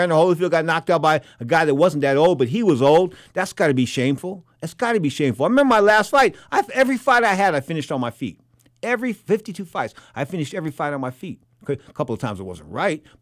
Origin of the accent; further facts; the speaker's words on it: San Francisco, California, United States; I'm from San Francisco